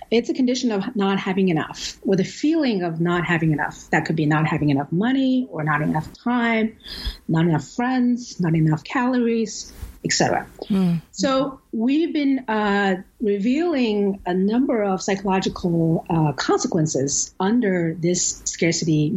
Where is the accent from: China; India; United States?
China; moved away as an adult; now in Vancouver, Canada; I grew up poor in China in the 80s